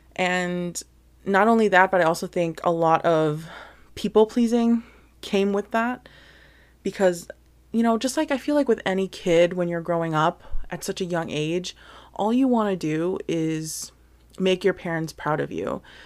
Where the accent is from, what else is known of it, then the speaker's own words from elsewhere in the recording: New Jersey, United States; also born or lived in Hawaii; I was born in Hawaii, but then I was, like, super, super young. We finally moved to Jersey and this is where I basically spent a majority, pretty much all of my life, really, in New Jersey. So, that's where I had basically all my upbringing.